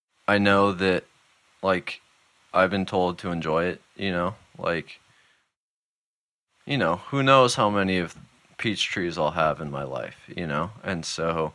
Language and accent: English; San Francisco, California, United States; moved away as an adult; also born or lived in Seattle / Marin County; now in New Hampshire, United States; I was born in San Francisco, spent most of my childhood within like 15 minutes of San Francisco, lived in Seattle for 6 years